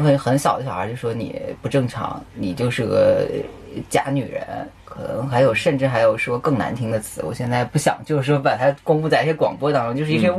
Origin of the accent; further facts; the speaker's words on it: Shanxi, China; moved away as an adult; now in Beijing, China; 我是山西人